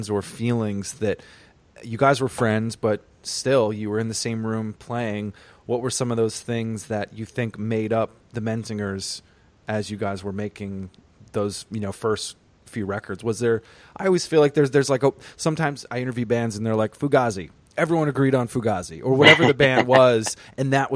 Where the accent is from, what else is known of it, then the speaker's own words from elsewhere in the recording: Vermont, United States; now in New York City, United States; I grew up in Vermont.